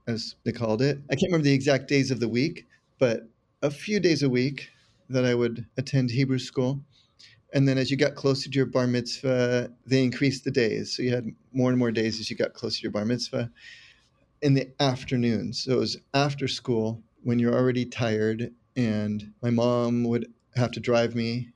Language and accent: English; San Carlos, California, United States; also born or lived in San Mateo, California; Was raised in San Carlos, California, all within about thirty minutes drive of San Francisco, just south.